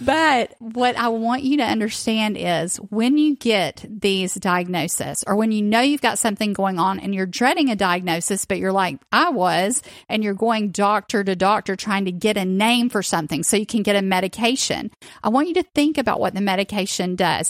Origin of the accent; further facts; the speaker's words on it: the South, United States; growing up in the South